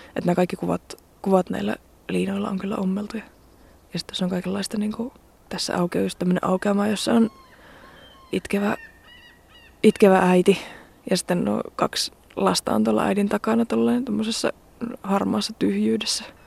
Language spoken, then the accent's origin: Finnish; Joensuu, North Karelia, Finland; kasvoin Joensuussa